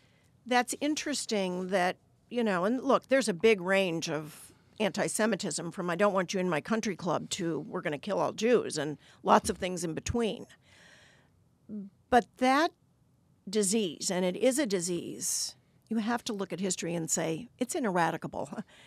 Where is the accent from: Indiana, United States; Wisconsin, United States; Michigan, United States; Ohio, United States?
Ohio, United States; Cleveland; moved away as an adult; now in Washington, United States; I was from Cleveland, Ohio. I grew up there. I decided in my mid-30s I wanted to do something meaningful with my life, and I picked Washington as